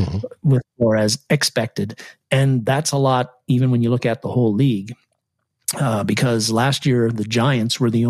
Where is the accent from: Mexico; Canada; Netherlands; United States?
Canada; I played a lot of hockey when I was a kid because I'm Canadian